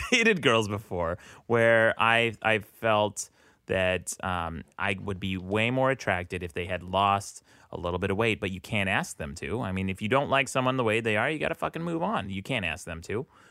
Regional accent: Utah, United States; I'm from Utah

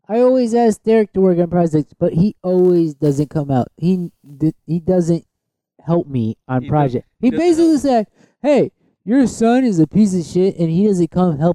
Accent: Connecticut, United States; I come from the North Connecticut

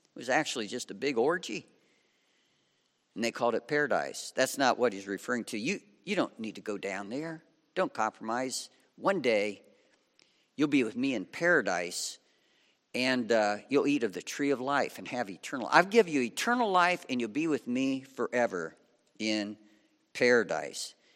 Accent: Lima, Ohio, United States; I was raised in Lima, Ohio on Route seventy-five

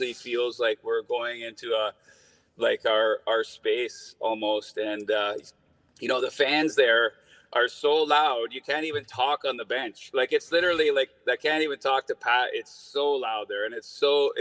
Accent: New Westminster, British Columbia, Canada; I'm from New West

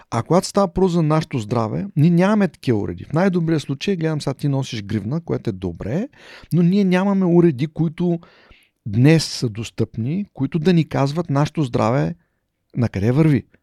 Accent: Haskovo, Haskovo Province, Bulgaria; moved away as an adult; also born or lived in Plovdiv / Romania / Poland / Switzerland; Роден съм в Хасково.

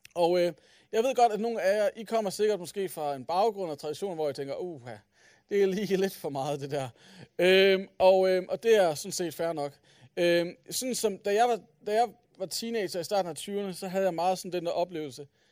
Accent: Aalborg, North Denmark Region, Denmark; jeg er fra Aalborg

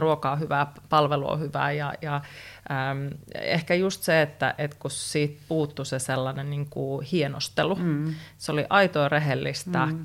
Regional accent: North Karelia, Finland; Mä oon kotoisin Pohjois-Karjalasta

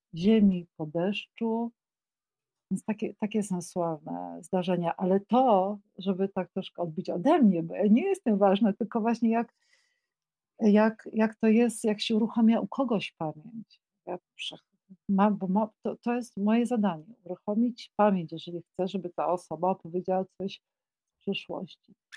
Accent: Kraków, Lesser Poland, Poland; Mieszkałam w Krakowie, y, y, no jestem krakowanką, więc y, z urodzenia mieszkałam w fantastycznym miejscu przy ulicy Teraz Królewskiej

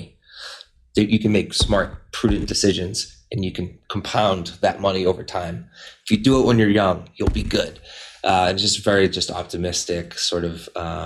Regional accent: Methuen, Massachusetts, United States; I grew up in Methuen

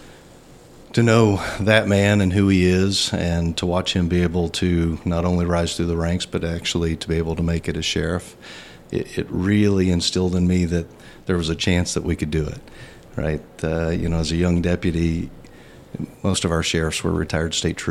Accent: Danville, United States; I grew up here in Danville and graduated from Danville High School in 1992

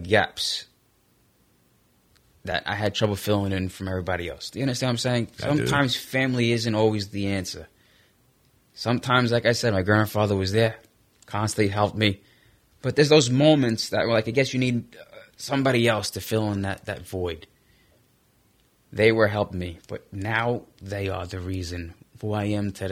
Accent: New York City, New York, United States; I was raised in Brooklyn on 59th Street

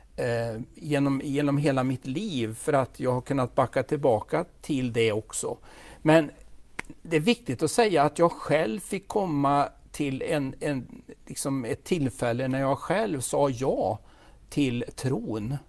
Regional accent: Falköping, Västergötland, Västra Götaland, Sweden; accent: Västgöte; Jag är född i Falköping. Mm. I Fallköping som de säger på västgötska.

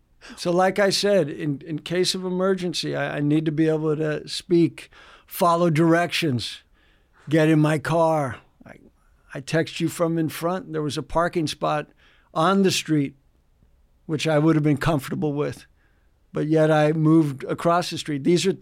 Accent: San Diego, California, United States; born there; Well, I was born in San Diego.

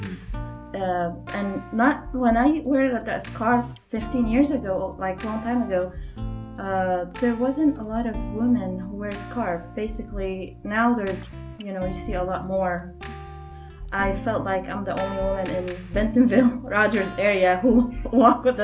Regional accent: Lebanon; now in United States; I'm from Lebanon

